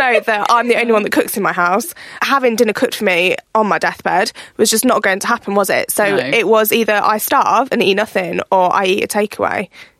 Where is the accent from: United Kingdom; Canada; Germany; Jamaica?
United Kingdom; we're British as well